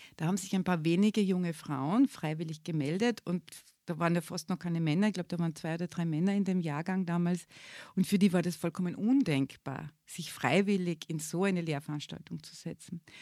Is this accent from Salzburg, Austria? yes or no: yes; Salzburg, Austria; moved away as an adult; also born or lived in Innsbruck, Austria; now in Graz, Austria; ich bin nämlich auch keine Geborene, bin eine Salzburgerin eigentlich